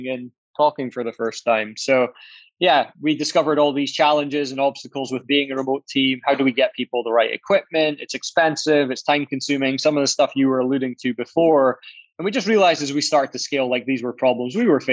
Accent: Aberdeen, Scotland, United Kingdom; I'm from Aberdeen, and which is a fairly small city in Scotland in the UK.

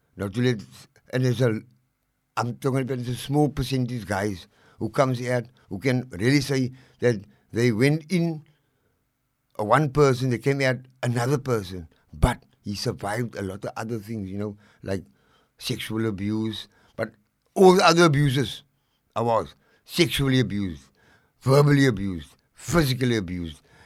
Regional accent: Cape Town, Western Cape, South Africa; also born or lived in Lavender Hill, Cape Town; I was born and bred in District Six

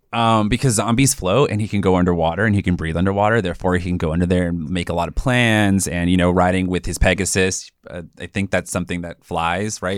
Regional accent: South Pasadena, California, United States; I grew up in South Pasadena, which is a small little suburb outside of Los Angeles

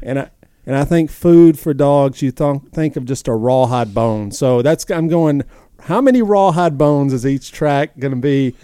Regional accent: the South, United States; I'm from the South

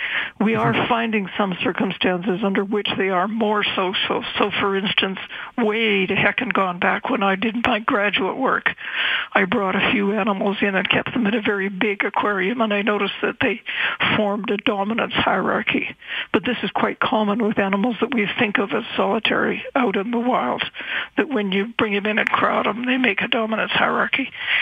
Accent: Victoria, British Columbia, Canada; Well, I grew up in Victoria, and my parents had a summer place on the seashore

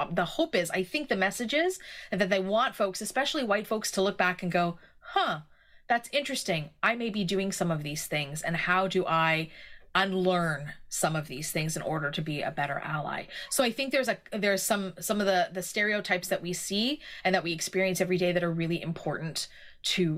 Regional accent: Canada; as a Canadian

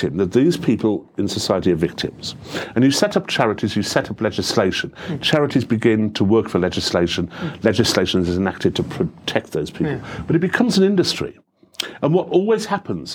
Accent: Middlesbrough, North East England, United Kingdom; I'm from Middlesbrough

